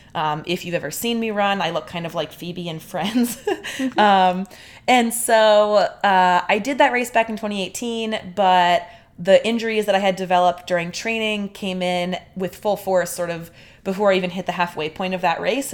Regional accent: Delaware, United States; we're from Delaware and people in Delaware don't say freeway

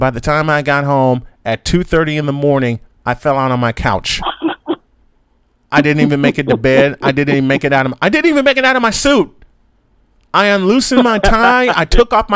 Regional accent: Chicago, Illinois, United States; I grew up in Chicago

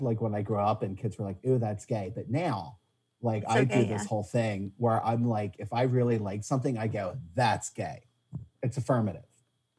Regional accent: Philadelphia, Pennsylvania, United States; I grew up in the Northeast

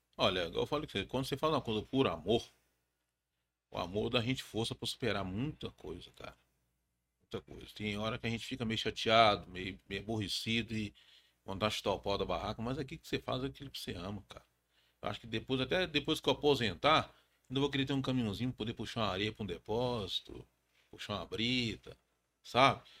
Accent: Belo Horizonte, Minas Gerais, Brazil; sou de Belo Horizonte, mas a minha família tem origem em Tabira.

